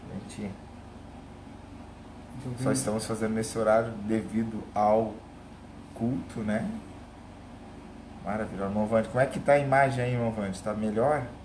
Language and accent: Portuguese; Gaúcho, Rio Grande do Sul, Brazil; also born or lived in Cachoeirinha; Eu então, sou gaúcho. Mano, né? é, é diz o meu pastor que eu sou cataúcho, né? Porque eu sou de Campo Belo do Sul